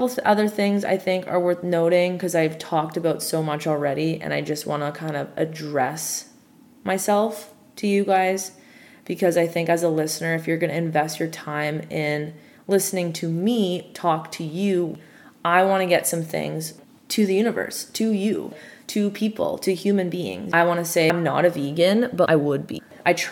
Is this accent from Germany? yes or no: no; Toronto, Ontario, Canada; a Canadian from Toronto, born and bred